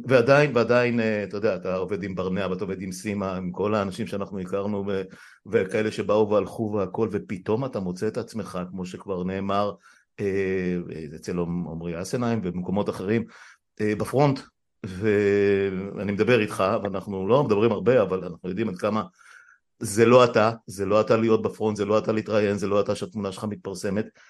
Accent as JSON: {"language": "Hebrew", "town": "Afula", "region": "Northern District", "country": "Israel", "tie": "born or raised there", "said": "אני גדלתי בעפולה בשנות ה-60"}